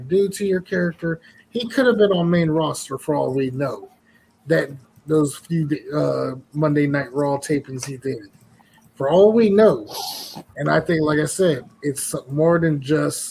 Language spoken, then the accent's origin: English; Virginia, United States; my hometown that I live in Virginia